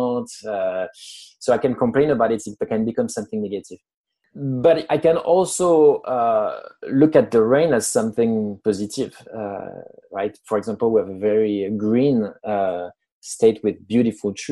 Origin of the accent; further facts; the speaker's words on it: France; accent: French; English is a second language; moved away as an adult; now in United States; I'm French. I was born in France. I've lived in the US for almost 10 years now